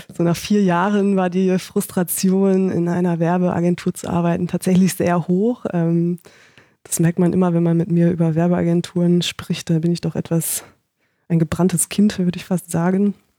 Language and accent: German; Paderborn, North Rhine-Westphalia, Germany; moved away as an adult; also born or lived in Konstanz; now in Berlin, Germany; ich komme aus Paderborn